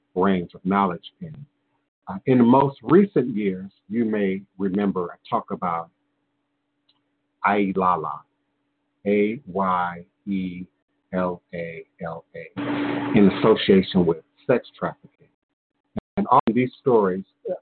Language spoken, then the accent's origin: English; the American South, United States; being born and raised in the American South